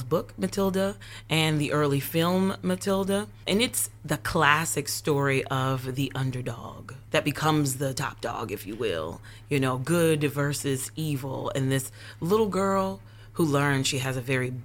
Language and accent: English; Concord, North Carolina, United States; now in Charlotte, United States; I am born and raised in North Carolina, born and raised in Concord, but I currently live in Charlotte, North Carolina